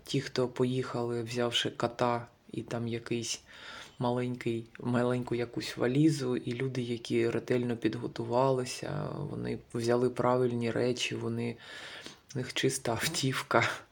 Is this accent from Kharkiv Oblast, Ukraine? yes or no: yes; Kharkiv, Kharkiv Oblast, Ukraine; moved away as an adult; Я з Харкова, з України. Ще місяць тому ми жили в центрі Харкова.